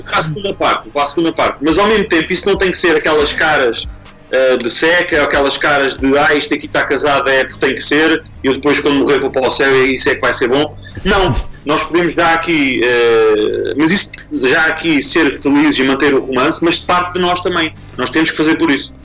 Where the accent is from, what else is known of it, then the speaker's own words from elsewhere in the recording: Lisbon, Portugal; sou lisboeta